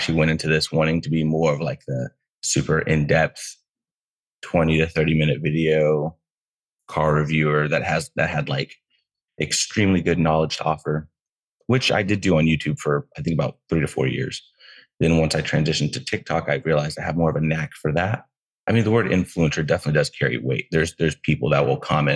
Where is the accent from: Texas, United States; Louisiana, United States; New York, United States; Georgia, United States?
Texas, United States; now in Southern California, United States; I'm from Texas originally.